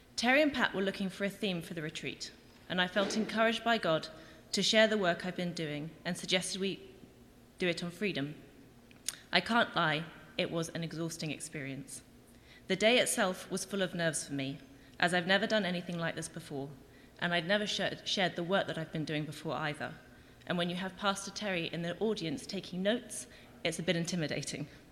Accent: England, United Kingdom; moved away as an adult; now in Winnipeg, Canada; I'm from England, not Winnipeg, and I've lived in Winnipeg for just over a year

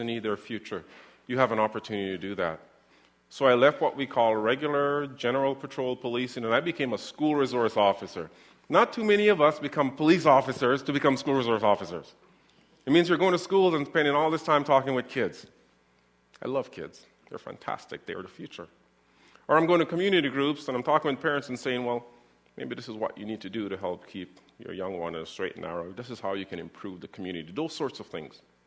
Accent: Winnipeg, Manitoba, Canada; as a young boy growing up in the North End

